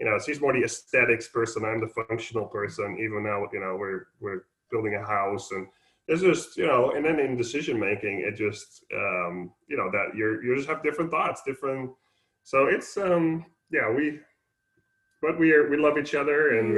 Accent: Netherlands; English is a second language; now in Texas, United States; So maybe you pick up a bit of an accent. So I'm originally from the Netherlands

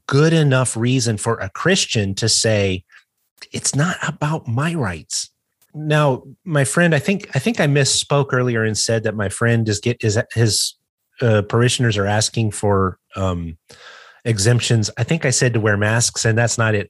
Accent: United States; I'm an American

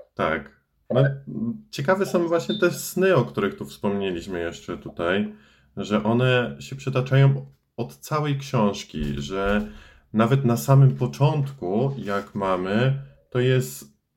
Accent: a village near Starachowice, Świętokrzyskie Voivodeship, Poland; W sumie pochodzę ze wsi, ale najbliższe moje miasto to jest Starachowice

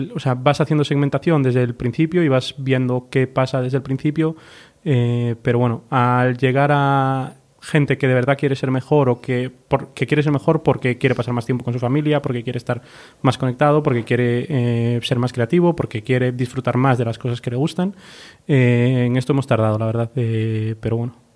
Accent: Galicia, Spain; moved away as an adult; los dos somos de fuera, somos gallegos

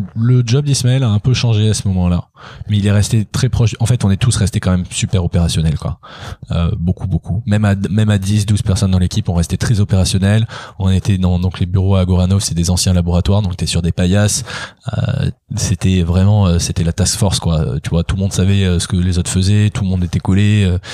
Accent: France; en tant que Français

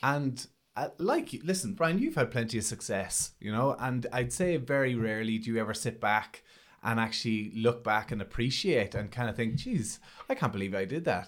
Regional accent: Monaghan, Ulster, Ireland; I'm from Monaghan

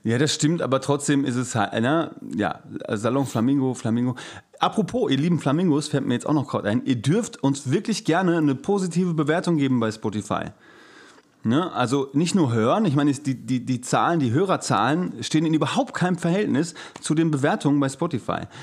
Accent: Gelsenkirchen, North Rhine-Westphalia, Germany; now in Hamburg, Germany; von meiner Geburtsstätte, meiner Heimat Gelsenkirchen

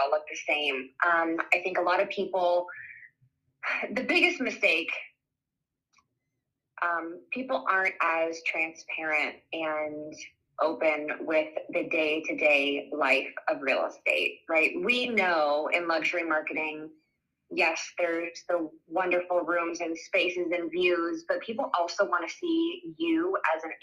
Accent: Iowa, United States; moved away as an adult; also born or lived in California / Colorado; we've been back in Iowa, my home state, for almost 8 years

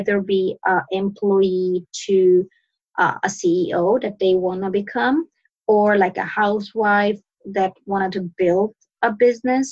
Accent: Sweden; moved away as an adult; now in Turkey; I'm born and raised in Sweden. I moved to Turkey to marry my husband

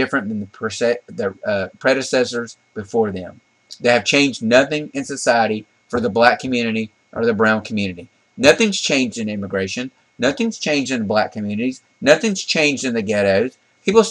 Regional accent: the South, United States; We grew up in the South

